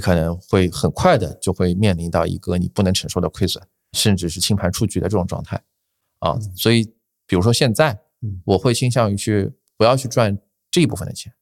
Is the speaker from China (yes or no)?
yes; Shanghai, China; 我，我是在上海嘛，我是土著啊